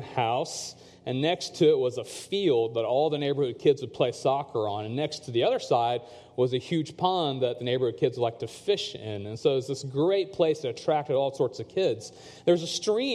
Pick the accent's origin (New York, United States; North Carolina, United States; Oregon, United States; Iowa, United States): North Carolina, United States; Chapel Hill; growing up in the States as a second-generation South Asian